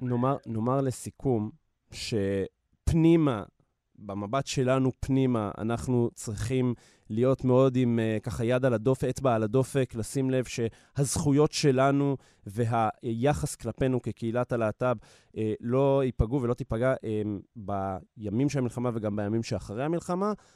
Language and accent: Hebrew; Israel; לנו כישראלים, להט"בים